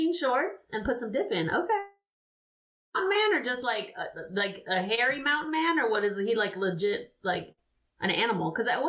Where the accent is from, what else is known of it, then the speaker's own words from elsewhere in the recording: Miami, Florida, United States; I grew up in Miami. I'm a 305 baby, born and bred.